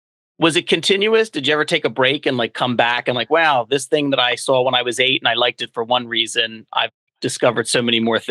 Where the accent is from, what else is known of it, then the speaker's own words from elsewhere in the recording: United States; moved away as an adult; also born or lived in Philadelphia; now in Delaware, United States; I grew up outside of Philly, but I went to college and law school in Philadelphia and worked there for a number of years after law school. I'm down in Delaware now